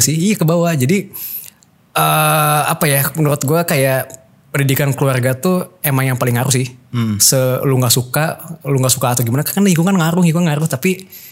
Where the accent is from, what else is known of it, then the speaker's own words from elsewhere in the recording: Bandung, West Java, Indonesia; Rumah gua di Bandung